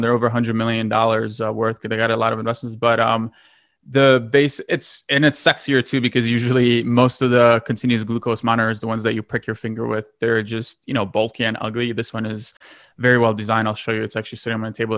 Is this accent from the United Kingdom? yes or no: no; Lithuania; moved away; I'm originally from Lithuania.